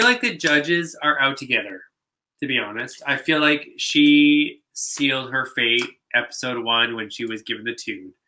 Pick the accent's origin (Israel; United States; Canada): Canada; Vancouver, British Columbia; we are from Vancouver